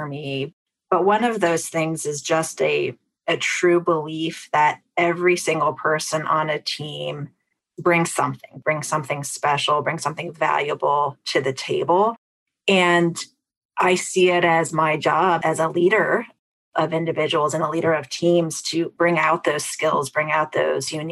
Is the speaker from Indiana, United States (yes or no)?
yes; Fort Wayne, Indiana, United States; Midwestern girl at heart. I was born in Fort Wayne, Indiana, one of four siblings and middle child